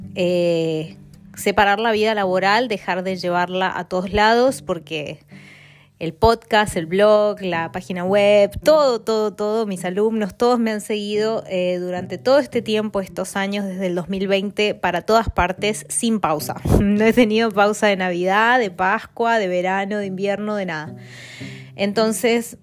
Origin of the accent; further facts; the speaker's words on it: Argentina; moved away as an adult; now in London, United Kingdom; Soy de Argentina, vivo en Londres hace cuatro años y este, bueno, y en el extranjero hace 13 años